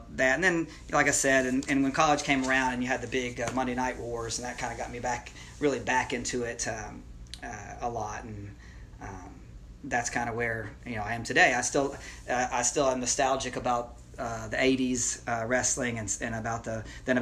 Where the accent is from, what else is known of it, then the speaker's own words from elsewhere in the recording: Lake City, Florida, United States; moved away; I ended up growing up in Lake City, Florida